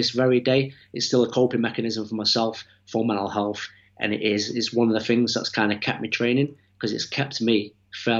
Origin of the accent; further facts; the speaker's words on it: Manchester, North West England, United Kingdom; from Manchester, nearly 40 years old